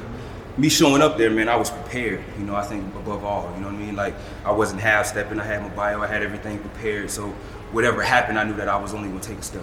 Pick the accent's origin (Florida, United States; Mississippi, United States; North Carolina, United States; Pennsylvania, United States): Florida, United States; Deerfield Beach; growing up in Deerfield